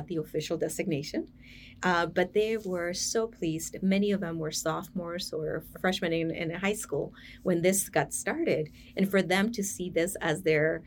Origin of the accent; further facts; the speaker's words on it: United States; I'm sort of first generation growing up in the United States.